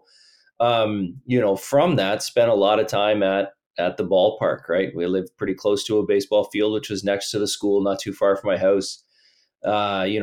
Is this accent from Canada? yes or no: yes; Miramichi, New Brunswick, Canada; also born or lived in Ontario; I was born in Ontario, but moved to the Miramichi at a pretty young age, right? I was, I think, six or seven at the time